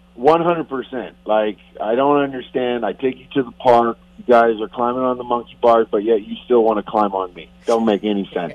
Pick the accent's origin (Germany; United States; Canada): Canada; moved away; I'm still Canadian